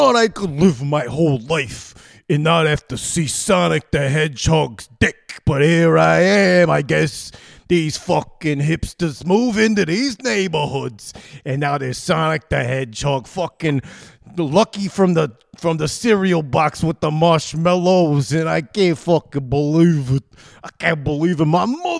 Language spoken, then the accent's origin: English; Bronx, New York, United States; accent: New York; I'm from the Bronx. I grew up in the Bronx.